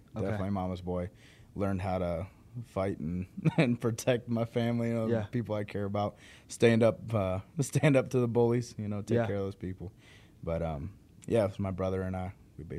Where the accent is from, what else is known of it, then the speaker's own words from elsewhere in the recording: Texas, United States; also born or lived in Mesa, Arizona; So I was born in Mesa, Arizona, actually, and I was raised in Texas, just outside of Fort Worth.